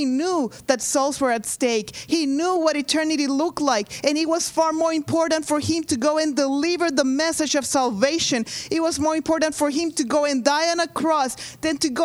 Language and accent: English; Honduras; moved away; I am from Honduras.